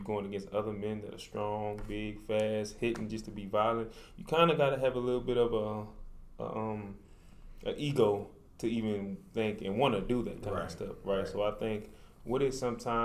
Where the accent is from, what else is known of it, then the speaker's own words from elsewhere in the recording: New Orleans, Louisiana, United States; now in Dallas, United States; originally from New Orleans, Louisiana, residing in Dallas, Texas right now